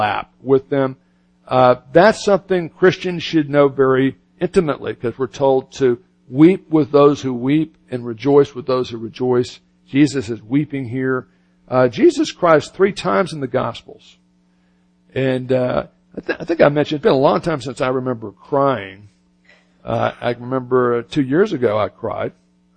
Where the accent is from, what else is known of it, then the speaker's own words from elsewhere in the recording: United States; also born or lived in Florida / Birmingham, Alabama; I grew up in Southern Baptist Church in Florida and Birmingham, Alabama